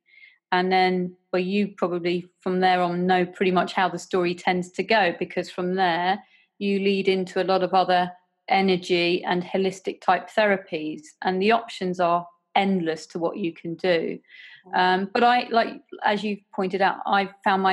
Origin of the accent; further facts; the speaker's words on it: Guernsey; I come from Guernsey in the Channel Islands